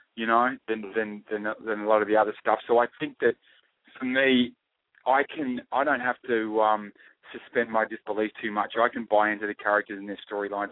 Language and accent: English; Australia; accent: Australian; I speak in my Australian accent